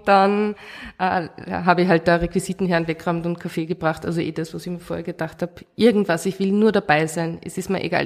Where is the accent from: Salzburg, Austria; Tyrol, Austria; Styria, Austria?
Salzburg, Austria; Oberalm; also born or lived in Hallein; in Hallein bin ich in die Schule gegangen, ich bin aus Oberalm, also im Tenningau